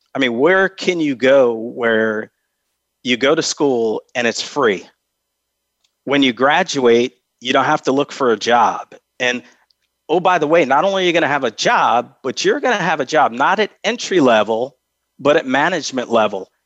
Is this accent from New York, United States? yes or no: yes; Albany, New York, United States; moved away; I grew up in Albany, uh, New York, which is the capital of New York